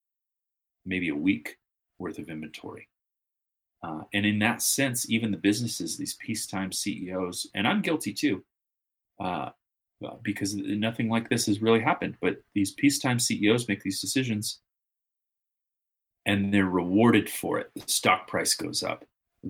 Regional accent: United States; as American business owners and operators

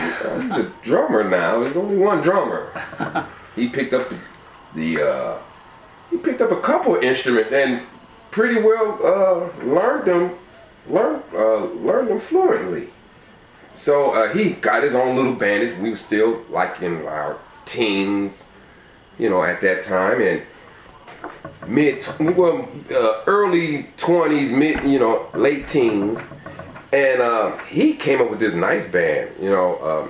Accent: Toledo, Ohio, United States; I'm from Toledo, yeah.

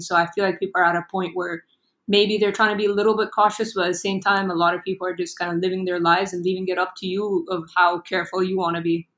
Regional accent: Egypt; I'm born and raised in Egypt, so I've been here pretty much my whole life

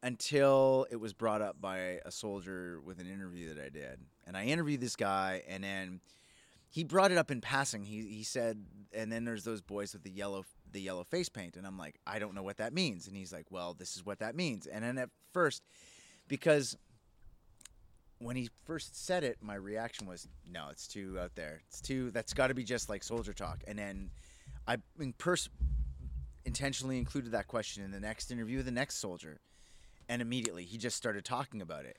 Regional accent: Edmonton, Alberta, Canada; I grew up in the Northeast side. I know all these places.

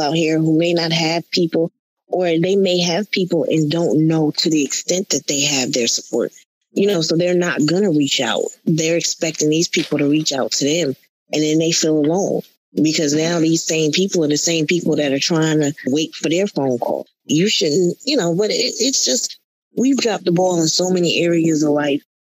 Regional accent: Connecticut, United States; moved away as an adult; also born or lived in Atlanta; I moved to Atlanta from Connecticut.

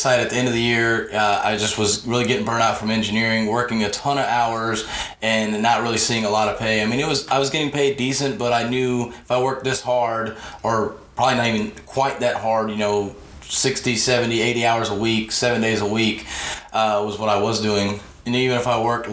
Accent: Houston, Texas, United States; I'm a Texan

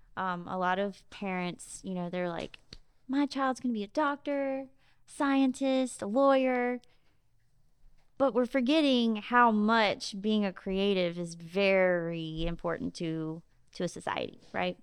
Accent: Jackson, Mississippi, United States; also born or lived in Biloxi; now in Ocean Springs, United States; I'm from Jackson, and we've always had a house in Biloxi. Katrina took that house. I grew up coming down to the coast on the weekends, but I, um, you know, our home base was in Jackson.

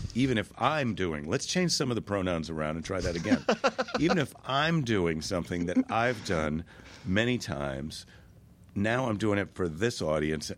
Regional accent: Minneapolis, Minnesota, United States; Minneapolis, my hometown

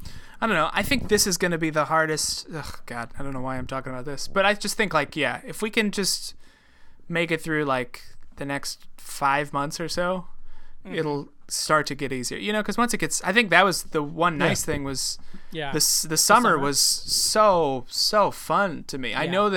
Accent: Midwest, United States; listen, I'm from the Midwest, but they're not the same.

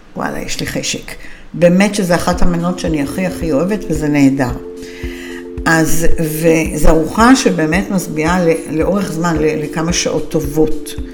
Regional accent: Israel; אנחנו ישראלים מצויים

